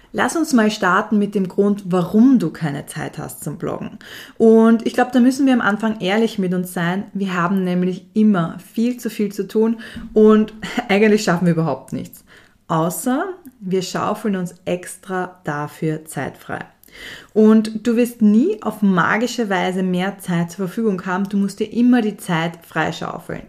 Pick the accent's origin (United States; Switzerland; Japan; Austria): Austria; bei uns in Österreich